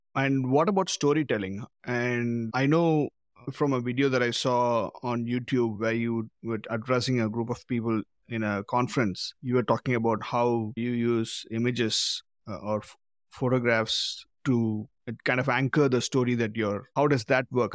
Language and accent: English; Madurai, Tamil Nadu, India; now in Auckland, New Zealand; Madurai, my hometown